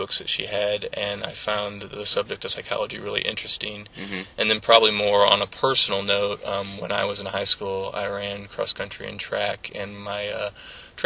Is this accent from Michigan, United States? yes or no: no; St. Charles, Missouri, United States; moved away as an adult; also born or lived in St. Louis / Hawaii; now in Kirksville, United States; I'm originally from St. Charles. I grew up in St. Charles. I was born in St. Louis, but okay. Spent most of my childhood in St. Charles.